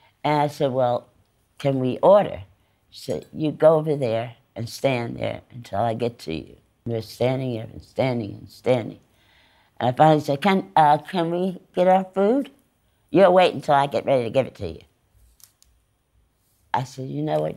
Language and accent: English; East Orange, New Jersey, United States; I'm from East Orange